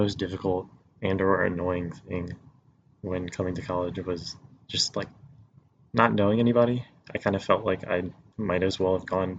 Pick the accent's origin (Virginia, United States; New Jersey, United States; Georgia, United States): Virginia, United States; Warsaw; I'm from Warsaw, Virginia.